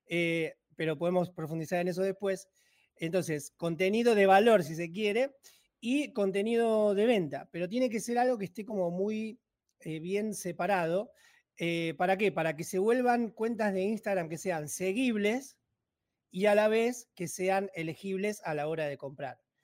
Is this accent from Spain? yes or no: no; Banfield, Buenos Aires Province, Argentina; yo soy empresario argentino, eh, tengo 40 años, soy de provincia de Buenos Aires.